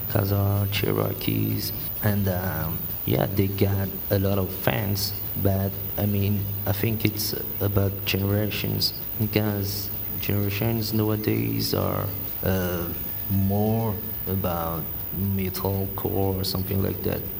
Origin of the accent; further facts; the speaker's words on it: Madagascar; We're from Madagascar